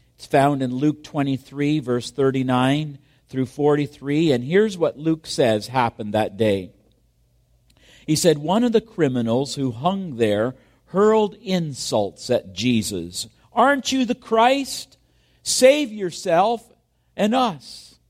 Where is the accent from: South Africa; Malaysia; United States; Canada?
Canada; Kingston, Ontario; my hometown of Kingston, Ontario